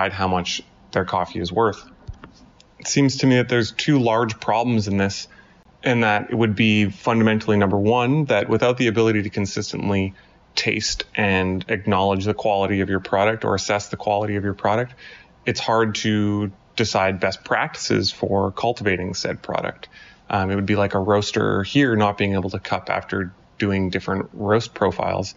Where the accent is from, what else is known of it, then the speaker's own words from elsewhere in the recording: Montreal, Quebec, Canada; I'm from Montreal, Canada